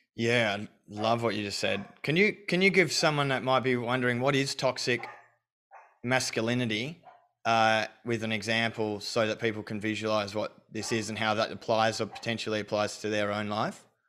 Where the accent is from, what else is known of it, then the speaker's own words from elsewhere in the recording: Australia; I was brought up in Australia